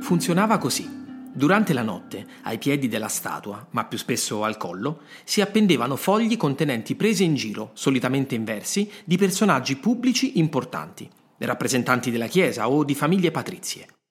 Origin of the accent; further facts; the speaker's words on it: Rome, Lazio, Italy; sono nato a Roma